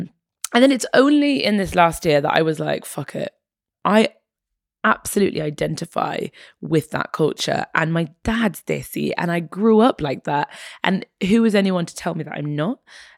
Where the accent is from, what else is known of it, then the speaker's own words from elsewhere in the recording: England, United Kingdom; also born or lived in Egypt; So I was born in Egypt, half Egyptian, half Irish. My mother's Irish. My father is Egyptian. And then we moved to England when I was a baby. My parents split up and I came to England when I was about four.